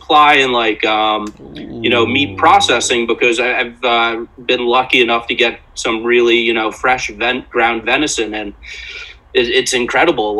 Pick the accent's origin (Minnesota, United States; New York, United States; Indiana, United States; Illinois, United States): New York, United States; Westchester; moved away as an adult; also born or lived in Ithaca, New York; now in Asheville, United States; I grew up in Westchester, went to college in upstate New York in Ithaca, and then lived in the city for the past 7 years